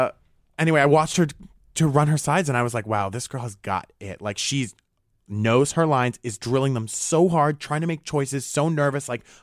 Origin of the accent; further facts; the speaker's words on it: Rhode Island, United States; I'd consider like the way I grew up in Rhode Island comparatively to, you know, all the people I've met in my life so far, pretty nuclear, pretty basic.